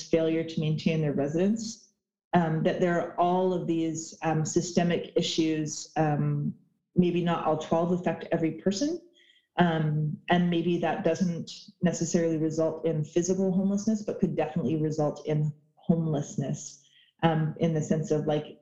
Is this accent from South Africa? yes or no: no; Oak Bay, British Columbia, Canada; also born or lived in Alert Bay, British Columbia / Bella Bella, British Columbia (ancestral home); I grew up in Oak Bay, that I was an urban Indian from the Yuppie tribe on the Oak Bay Reserve, which if you know Victoria is like a very, very comfortable middle-class neighborhood